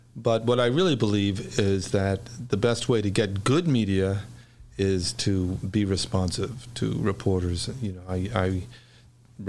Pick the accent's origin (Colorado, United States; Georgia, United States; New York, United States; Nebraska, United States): New York, United States; New York City; now in Chicago, United States; I was born and raised in New York, and in the Bronx, actually. An area of the Bronx called Riverdale